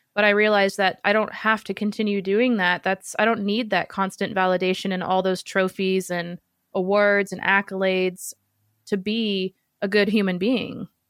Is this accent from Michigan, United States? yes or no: no; Seattle, Washington, United States; I'm from Seattle where the original Starbucks was created